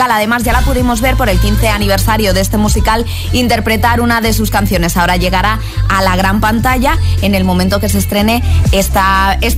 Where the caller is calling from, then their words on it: Zaragoza, Aragon, Spain; Buenos días, agitadores. … de Zaragoza.